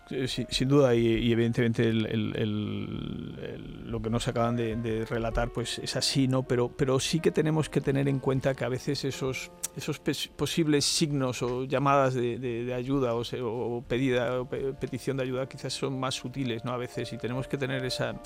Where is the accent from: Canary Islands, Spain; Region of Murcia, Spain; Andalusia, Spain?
Andalusia, Spain; Alcalá la Real; also born or lived in Granada; mi pueblo, en Alcalá Real